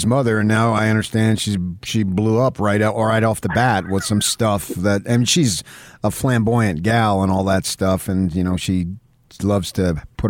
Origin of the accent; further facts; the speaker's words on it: Morris County, New Jersey, United States; also born or lived in Essex County, New Jersey; now in California, United States; I was born in Essex County, grew up in Morris County, so I understand the people. I am one of them.